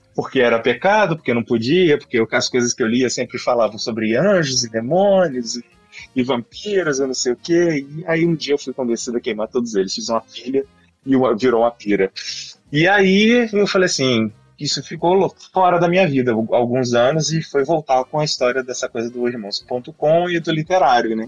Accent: Juiz de Fora, Minas Gerais, Brazil; na cidade onde eu nasci e estudei, fiz a faculdade, Juiz de Fora, Minas Gerais

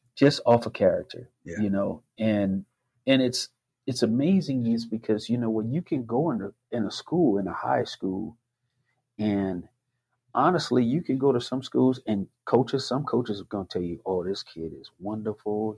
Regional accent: the South, United States; I grew up in the South

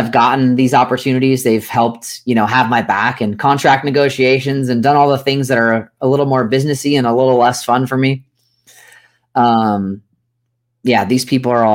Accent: just east of San Francisco, Northern California, United States; I grew up in Northern California, just east of San Francisco.

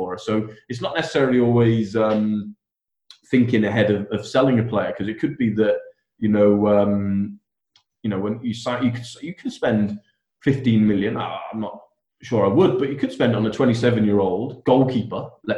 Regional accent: Wales, United Kingdom; I'm obviously Welsh

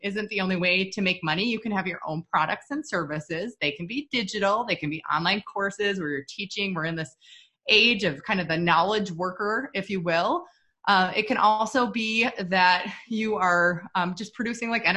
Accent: Minnesota, United States; We're from Minnesota, so we're total like snowbirds

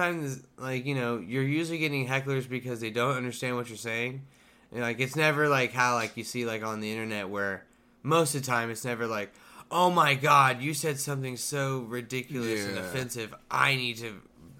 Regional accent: Tulsa, Oklahoma, United States; Because I'm from

